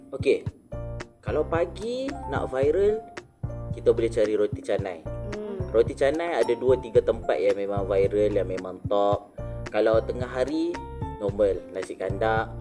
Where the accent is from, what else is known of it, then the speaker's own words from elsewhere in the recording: Malaysia; kita sebagai rakyat Malaysia